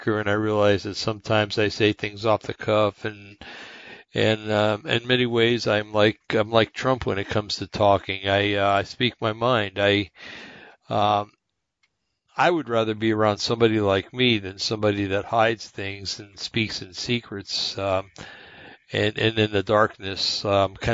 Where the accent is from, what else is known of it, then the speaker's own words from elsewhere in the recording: United States; also born or lived in West Coast; I'm an American in a un-American bastion of madness